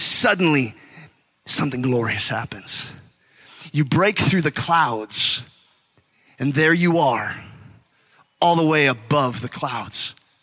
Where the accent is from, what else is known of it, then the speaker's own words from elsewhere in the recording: California, United States; I'm from California, and the beach is all there